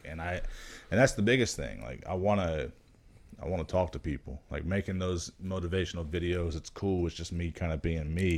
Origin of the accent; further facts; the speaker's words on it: Miami, Florida, United States; I'm from Miami